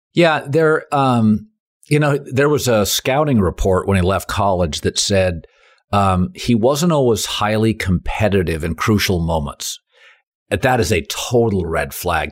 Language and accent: English; Seattle, Washington, United States; moved away; also born or lived in Tampa; I grew up in Seattle